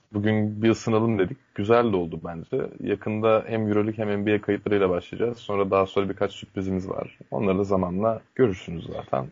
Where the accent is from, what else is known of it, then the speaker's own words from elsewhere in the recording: Turkey; Türk Türk'üm